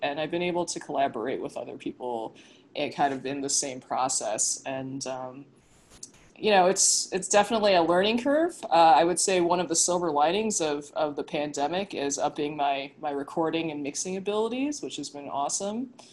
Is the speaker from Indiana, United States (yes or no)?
no; Southern California, United States; moved away as an adult; now in Brooklyn, United States; I'm actually originally from California, you know, yeah. from Southern California.